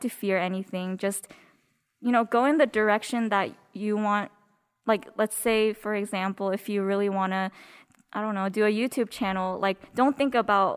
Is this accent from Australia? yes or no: no; South Korea; now in United States; born in South Korea. And I came to the States with an E2 visa, which is when your parents have a business visa